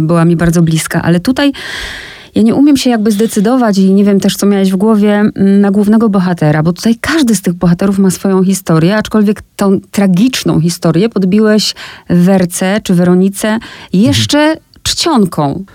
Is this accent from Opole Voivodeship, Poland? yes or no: yes; Olesno, Opole Voivodeship, Poland; ja pochodzę z takiego małego miasteczka, które nazywa się Olesno